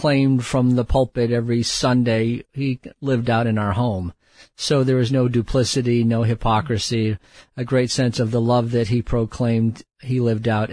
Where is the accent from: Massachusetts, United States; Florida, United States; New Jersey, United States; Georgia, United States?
Massachusetts, United States; Quincy; moved away; also born or lived in Bangladesh; I grew up in just south of Boston, Massachusetts, a small city